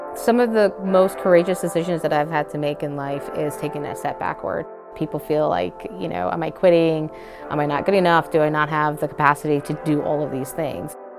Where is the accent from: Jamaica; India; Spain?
Jamaica; moved away as an adult; now in United States; I was a first gen international student I grew up in Jamaica, a lesser developed country, very beautiful country, and very grateful for my upbringing